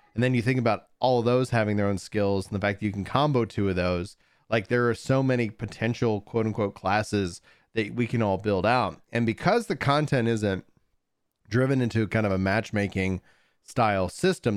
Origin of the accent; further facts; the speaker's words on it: East Texas, United States; I, I was born in East Texas